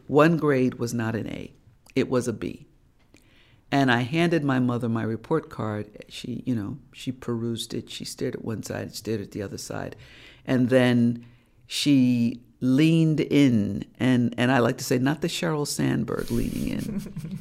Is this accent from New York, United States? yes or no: yes; New York City, New York, United States; I was born and raised in Harlem